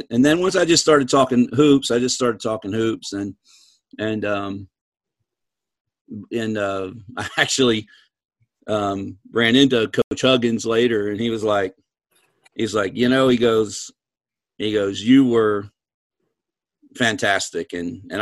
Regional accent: East Coast, United States; and I'm from the East Coast.

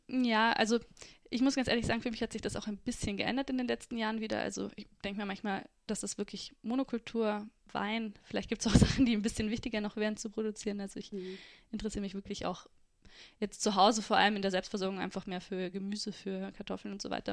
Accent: Freising, Bavaria, Germany; also born or lived in Südburgenland; now in Austria; Ich bin in Freising aufgewachsen

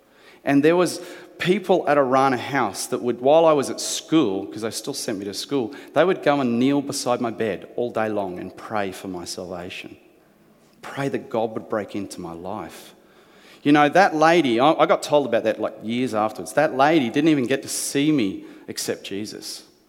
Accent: New Zealand; born there; To give you an explanation, I was born in New Zealand. That's right, the good country over there that does union really well.

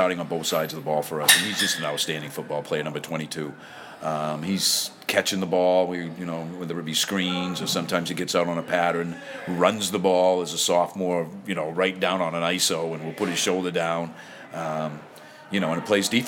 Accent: Auburn, Maine, United States; I'm from Auburn

